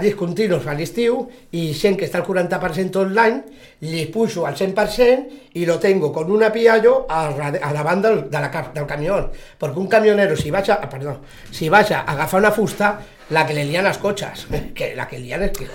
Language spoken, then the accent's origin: Catalan; L'Hospitalet de Llobregat, Catalonia, Spain; now in Sitges, Spain; Encara no sigui que soc d'Hospitalet, soc un nou vingut o un fill adoptat